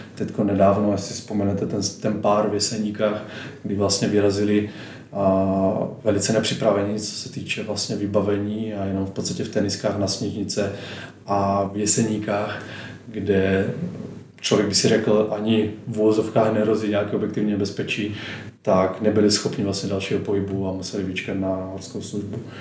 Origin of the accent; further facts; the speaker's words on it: Slovakia; moved away as an adult; now in Prague, Czech Republic; Pocházím ze Slovenska, ale žiju dvanáct let, eh, tady v Česku